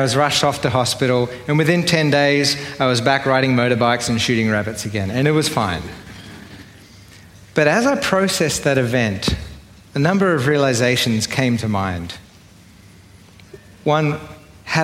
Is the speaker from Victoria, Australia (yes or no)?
no; Sydney, New South Wales, Australia; accent: Australian; If you haven't yet worked out from my accent, I'm Australian. I grew up in Sydney